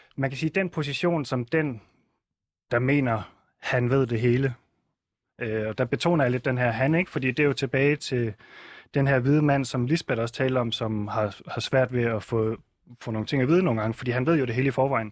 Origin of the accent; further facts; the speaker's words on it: Southern Jutland, Southern Denmark, Denmark; jeg er opvokset i Sønderjylland